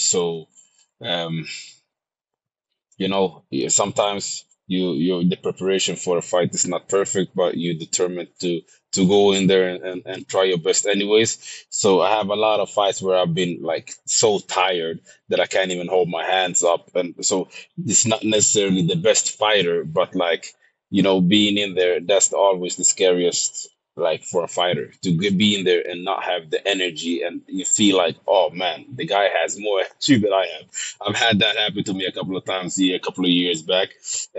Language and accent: English; Sweden; I'm born and raised in Sweden